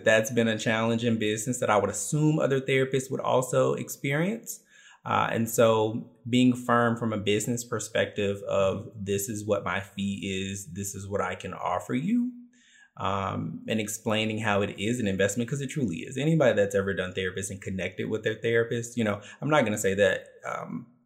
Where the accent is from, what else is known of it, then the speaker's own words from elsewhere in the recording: Memphis, Tennessee, United States; I think that that makes me uniquely Memphis